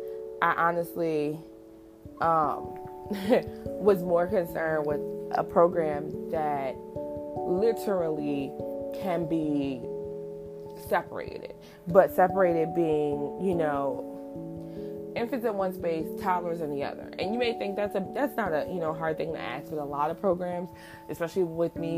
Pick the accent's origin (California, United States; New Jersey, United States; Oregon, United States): New Jersey, United States; where I grew up in New Jersey